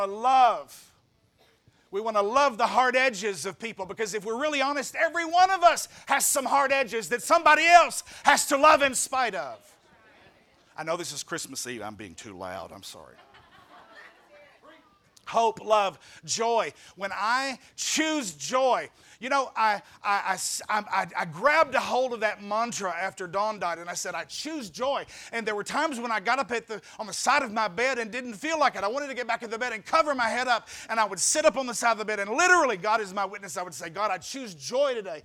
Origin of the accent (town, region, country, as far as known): Marion, Arkansas, United States